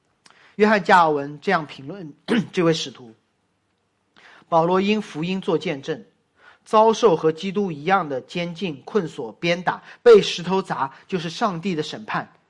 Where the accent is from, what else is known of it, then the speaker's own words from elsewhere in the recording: Boston, Massachusetts, United States; 首场比赛，我的家乡球队波士顿。